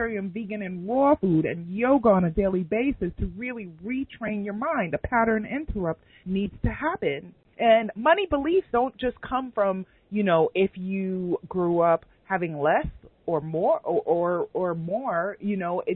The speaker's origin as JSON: {"language": "English", "town": "New York City", "region": "New York", "country": "United States", "tie": "born or raised there", "said": "my elementary school growing up in Queens, New York"}